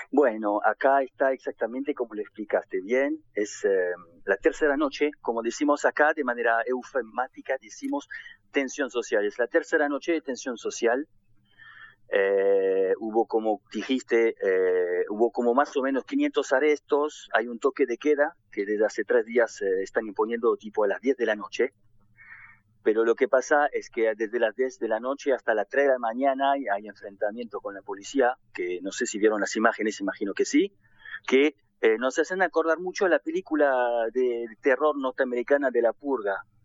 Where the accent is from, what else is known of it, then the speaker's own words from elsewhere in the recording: France; Yo mismo soy francés, hijo de inmigrantes asiáticos de las colonias.